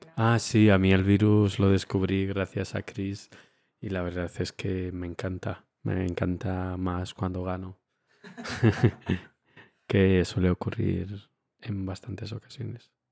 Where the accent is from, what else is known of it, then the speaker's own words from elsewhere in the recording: Romania; also born or lived in Spain; now in Munich, Germany; yo es que de pequeño en Rumanía